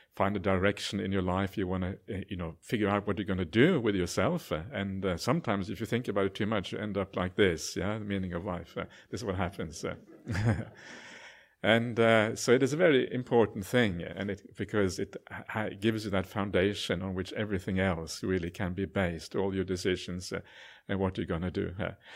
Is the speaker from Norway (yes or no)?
yes; Norway; now in Australia; I'm actually an Aussie citizen now as well, so I'm kind of a, I call myself a Aus-, Auswegian, half Aussie, half Norwegian